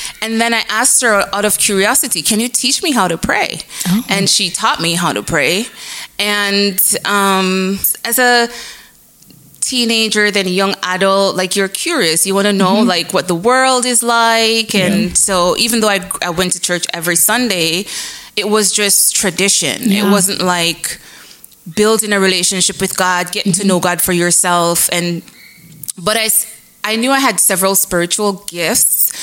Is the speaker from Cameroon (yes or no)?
no; Jamaica; moved away as an adult; also born or lived in Michigan, United States / Wisconsin, United States; now in Texas, United States; I was born and raised in Jamaica. So I'm from Jamaica